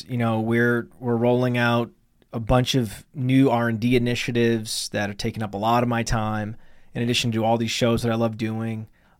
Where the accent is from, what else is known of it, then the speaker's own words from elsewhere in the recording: Millinocket, Maine, United States; When I was growing up in Millinocket, Maine, which is northern Maine